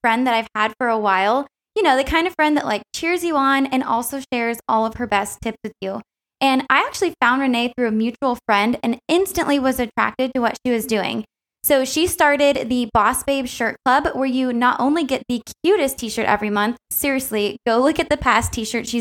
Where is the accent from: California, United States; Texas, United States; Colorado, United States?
California, United States; Southern